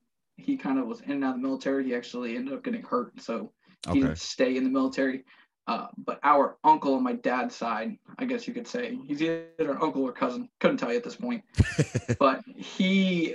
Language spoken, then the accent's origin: English; Leominster, Massachusetts, United States; I grew up in a city called Leominster, Massachusetts. It's kind of in the middle part of Massachusetts. I grew up, was born and raised here